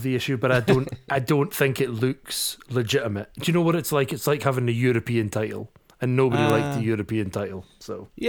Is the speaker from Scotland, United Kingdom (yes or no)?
yes; Scotland, United Kingdom; I am also a Scottish nationalist, so I just don't like that belt.